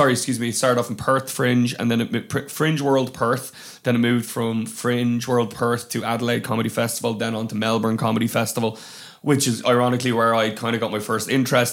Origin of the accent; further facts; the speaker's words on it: Glendalough, Leinster, Ireland; also born or lived in Dublin; I am Dublin born and kind of Wicklow raised, so I'm a bit of a hybrid.